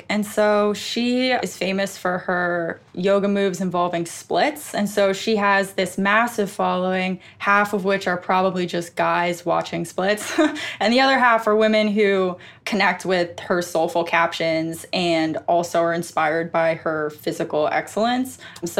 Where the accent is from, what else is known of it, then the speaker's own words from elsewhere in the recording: Westchester, New York, United States; Westchester, New York.